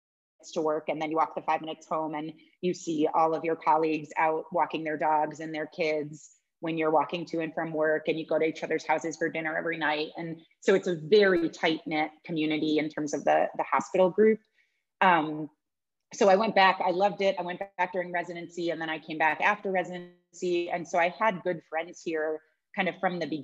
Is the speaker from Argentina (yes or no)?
no; Northwestern Connecticut, United States; moved away as an adult; also born or lived in Ithaca / New York / Boston / Los Angeles; now in Shiprock, United States; I grew up on a farm in Northwestern Connecticut